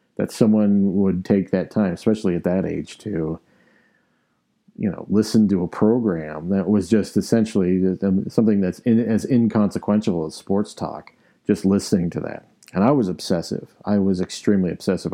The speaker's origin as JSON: {"language": "English", "town": "Arvada", "region": "Colorado", "country": "United States", "tie": "born or raised there", "said": "I grew up in Arvada"}